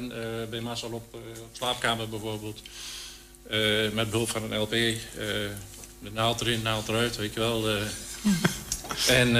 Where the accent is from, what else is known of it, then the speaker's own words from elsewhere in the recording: Enschede, Overijssel, Netherlands; Gewoon uit e. Enschede.